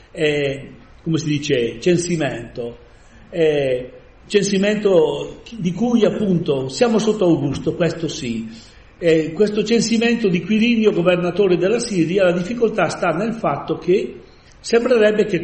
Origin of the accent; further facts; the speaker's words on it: Palazzago, Lombardy, Italy; now in Mapello, Italy; io vengo, non sono di Mapello, ma vengo da Palazzano e sono venuto 57 anni fa.